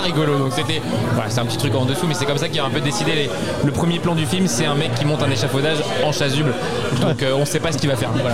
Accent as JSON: {"language": "French", "town": "Brest", "region": "Brittany", "country": "France", "moved": "yes", "lives_now": "Aubervilliers, France", "said": "moi je suis brestois mais j'habite à Paris."}